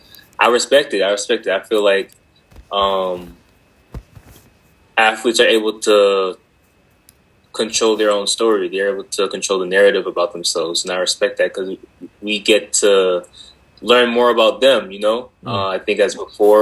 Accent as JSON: {"language": "English", "region": "Georgia", "country": "United States", "tie": "born or raised there", "also_born_or_lived": "Boston, Massachusetts", "moved": "as an adult", "lives_now": "Arizona, United States", "said": "I was born in Boston, Massachusetts. My parents decided to dip when I was 3. We headed down to Georgia, and I grew up there most of my life."}